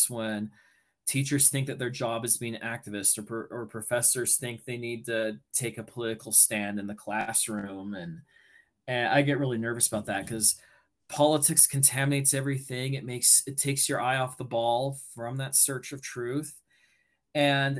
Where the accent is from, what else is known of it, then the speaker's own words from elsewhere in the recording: United States; being American